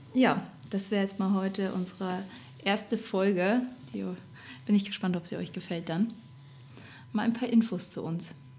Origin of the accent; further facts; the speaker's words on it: Rosenheim, Bavaria, Germany; also born or lived in Erfurt, Thuringia; now in Upper Palatinate, Germany; ich komme gebürtig aus Thüringen, aus Erfurt, bin aber in meiner Kindheit nach Rosenheim gezogen, also Richtung Oberbayern